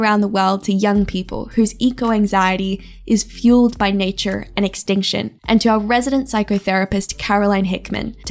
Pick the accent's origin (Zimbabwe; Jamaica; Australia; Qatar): Australia; Growing up in Australia, I wasn't allowed to watch horror films